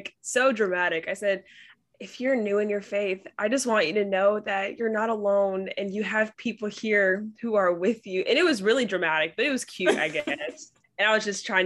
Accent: Bay Area, California, United States; I'm from Bay Area, California

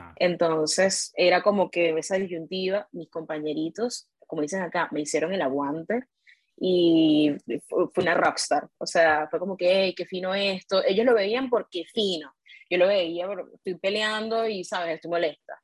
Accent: Caracas, Capital District, Venezuela; yo soy de Caracas

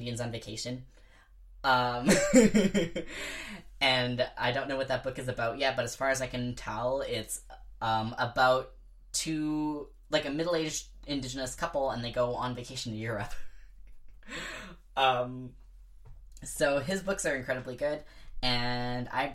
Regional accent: Bella Bella, British Columbia, Canada; in Bella Bella, where I grew up

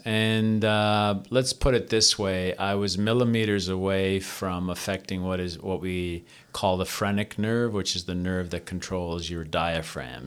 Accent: Toronto, Ontario, Canada; I was born and raised in Toronto, Ontario, Canada, uh, from a Greek family, Greek immigrant family

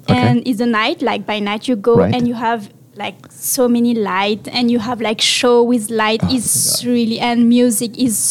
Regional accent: Marseille, Provence-Alpes-Côte d'Azur, France; English is a second language; moved away as an adult; now in Vancouver, Canada; So I'm from France. I'm from South of France, so Marseille, and it's the best city in the world.

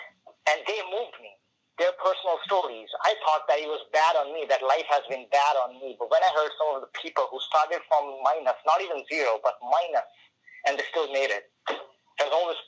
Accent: India; The second thing is, growing up in India, which is a developing country and a third world country, you know, not a lot of opportunities for people to grow there.

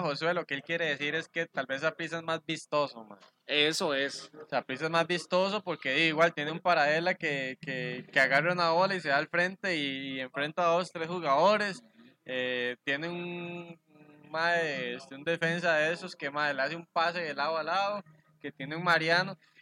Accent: Costa Rica; nosotros como ticos

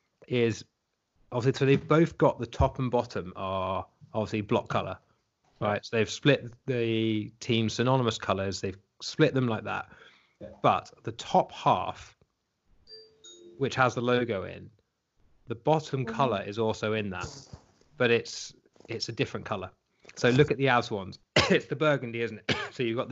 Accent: United Kingdom; given that we are in Britain and we are British.

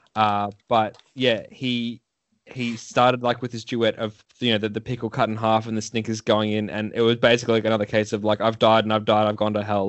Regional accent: Melbourne, Victoria, Australia; I'm from Melbourne. I'm from literally like the the city of wankers

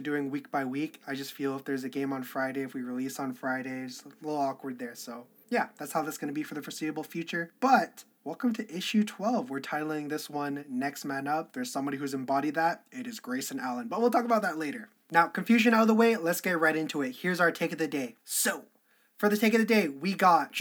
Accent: Canada; I'm Canadian

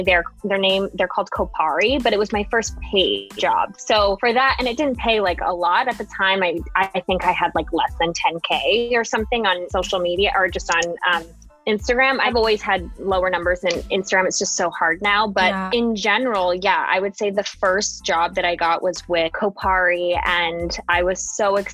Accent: Singapore; moved away as an adult; now in United States; I grew up in Singapore

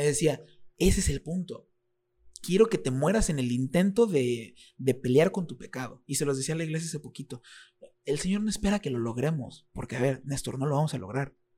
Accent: Reynosa, Tamaulipas, Mexico; also born or lived in State of Mexico; aunque yo nací en el Estado de México, yo soy reinocense. Aquí crecí. Reynosa es mi casa

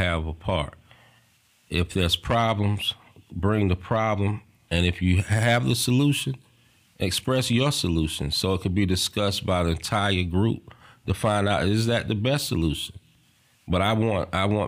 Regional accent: the South, United States; accent: Southern; my Southern accent

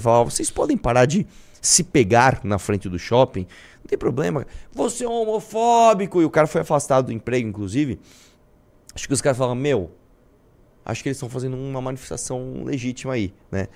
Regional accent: Brazil; todos nós somos brasileiros

